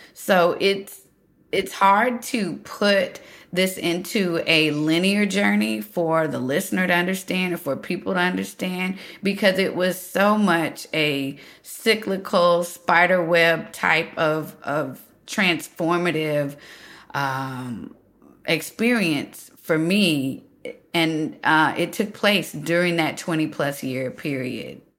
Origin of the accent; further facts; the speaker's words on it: United States; here I am, American